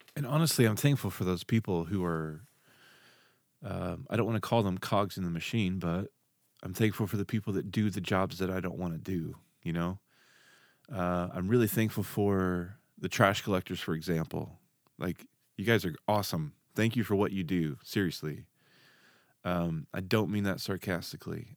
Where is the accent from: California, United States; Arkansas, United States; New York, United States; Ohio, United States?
Arkansas, United States; Dardanelle; I grew up in Arkansas. Moved kinda all over the state, um, and then finally settled in a place card, called, uh, Dardanelle, Arkansas